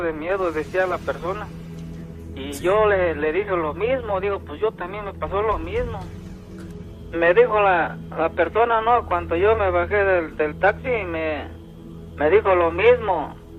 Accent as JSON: {"language": "Spanish", "region": "Oaxaca", "country": "Mexico", "moved": "as an adult", "lives_now": "United States", "said": "yo soy de este de allá de Guapopan de León, Oaxaca."}